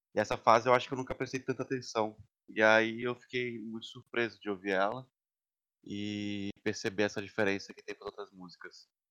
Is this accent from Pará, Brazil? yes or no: yes; Belém, Pará, Brazil; also born or lived in São Paulo; now in New York, United States; eu sou de Belém, conheci o boi em São Paulo e agora estou trancado faz setenta e poucos dias em Nova York